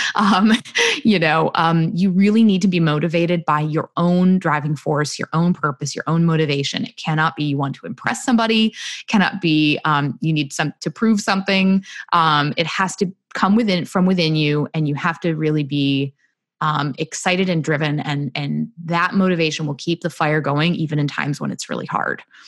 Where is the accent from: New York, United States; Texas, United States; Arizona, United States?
New York, United States; rural central; I grew up in very rural central New York in a very small town